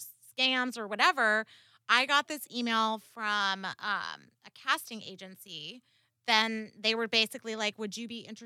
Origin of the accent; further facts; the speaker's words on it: Orlando, Florida, United States; moved away as an adult; also born or lived in New York / Boston, United States; now in Tampa, United States; I'm from New York, and I was raised in Orlando